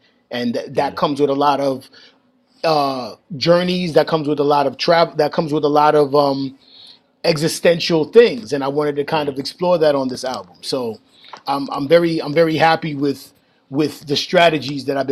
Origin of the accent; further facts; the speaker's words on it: New York, United States; I grew up in New York